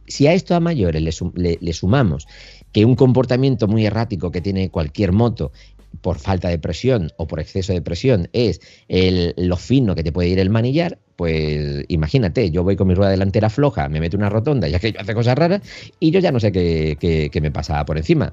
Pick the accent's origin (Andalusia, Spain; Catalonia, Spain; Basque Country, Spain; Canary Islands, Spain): Andalusia, Spain; now in Galicia, Spain; yo soy andaluz, ¿eh? aunque por circunstancias estoy en Galicia